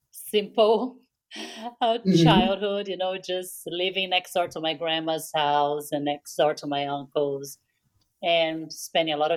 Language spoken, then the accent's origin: English; Rio de Janeiro, Brazil; now in United States; U.S. Uh, so yeah, I was born in Brazil, um